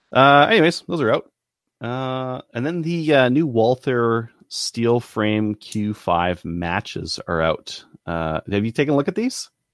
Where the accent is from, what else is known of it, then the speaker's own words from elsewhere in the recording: Canada; as a Canadian